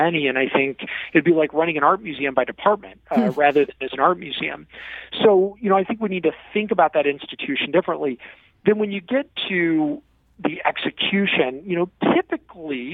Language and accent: English; Granite City, Illinois, United States; I grew up in Granite City, Illinois, in the Metro East